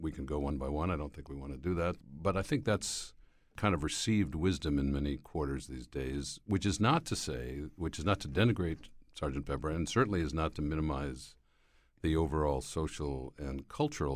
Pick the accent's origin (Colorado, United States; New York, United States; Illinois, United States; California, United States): New York, United States; Schenectady; I happened to be driving home from college that day to my hometown of Schenectady, New York.